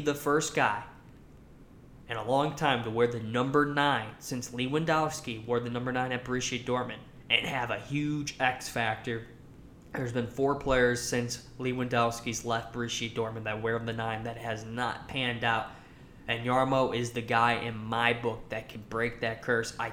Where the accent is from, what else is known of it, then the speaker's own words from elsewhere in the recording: United States; as being an American living in the United States